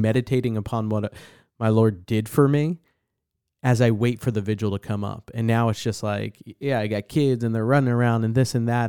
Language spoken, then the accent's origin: English; New Jersey, United States; growing up in New Jersey, okay, is very culturally Catholic, Northeastern, you know, town